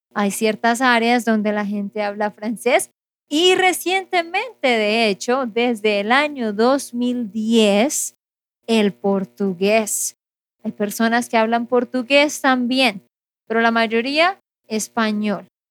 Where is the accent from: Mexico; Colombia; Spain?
Colombia; Santander; de Santander, Colombia